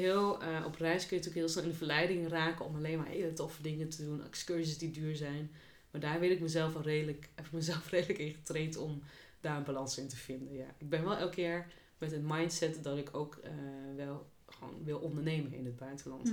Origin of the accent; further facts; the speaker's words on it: Achterhoek, Gelderland, Netherlands; moved away; ik kom oorspronkelijk uit de Achterhoek